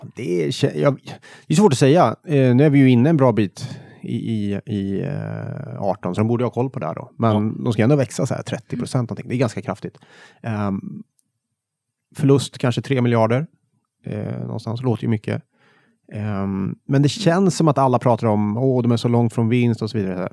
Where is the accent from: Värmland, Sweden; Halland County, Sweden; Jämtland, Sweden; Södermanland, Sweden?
Värmland, Sweden; now in Stockholm, Sweden; hemma i Värmland